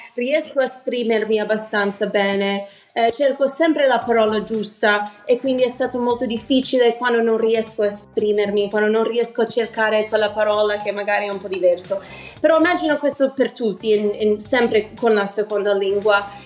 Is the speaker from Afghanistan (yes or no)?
no; New Haven, Connecticut, United States; first language English; Italian is a second language; moved away as an adult; also born or lived in New York; now in Milan, Italy; essendo italo-americana, crescendo in America